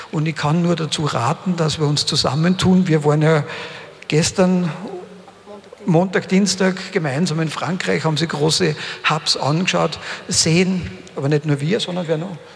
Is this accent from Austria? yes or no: yes; Upper Austria, Austria; Ich komme ja selbst aus dem Hausruck. Meine gesamte Familie war im braunen Kohlebergbau tätig, 159 Jahre.